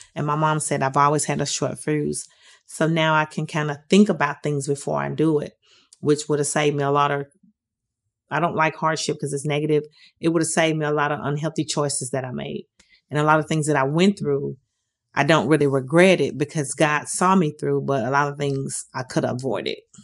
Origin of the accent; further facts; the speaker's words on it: Detroit, Michigan, United States; moved away as an adult; now in Nashville, United States; I'm originally from Detroit, Michigan. I've been in the Nashville area for about 30 something years